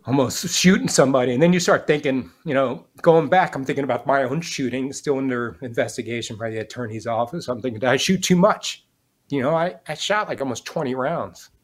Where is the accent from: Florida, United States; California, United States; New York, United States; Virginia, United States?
Florida, United States; Miami; I grew up in Miami, son of a cop